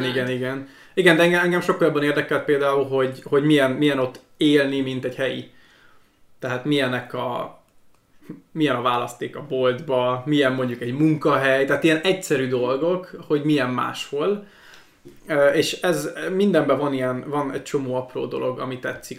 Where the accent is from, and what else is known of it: Hungary; moved away as an adult; now in Estonia